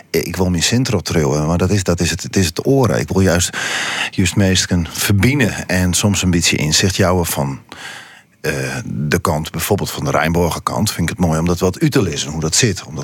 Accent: Friesland, Netherlands; Het is verbinding maar wij zijn Friesen, wij zijn Grutske op. En, en, en ja, trots op waar wij binnen.

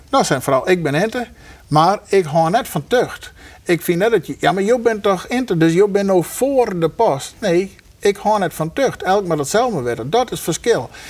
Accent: Friesland, Netherlands; Ik ben Fries, van mij is dat gewoon.

